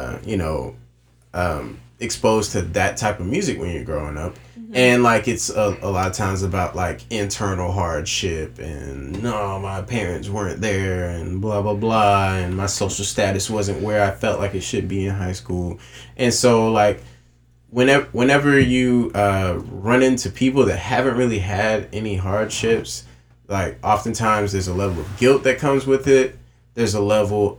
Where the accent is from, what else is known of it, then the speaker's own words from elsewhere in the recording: Myrtle Beach, South Carolina, United States; moved away as an adult; also born or lived in Charleston, South Carolina; We're all from Myrtle Beach or North Myrtle Beach or Myrtle Beach area. And then we moved to Charleston, South Carolina.